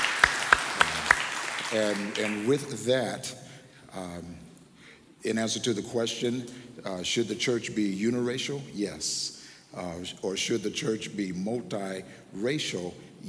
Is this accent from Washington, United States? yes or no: yes; Tacoma, Washington, United States; I'm from Tacoma, Washington